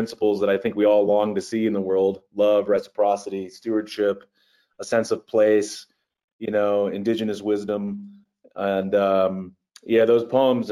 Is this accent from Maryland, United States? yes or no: yes; Eastern Shore of Maryland, United States; growing up on the Chesapeake Bay in Maryland, the eastern shore of Maryland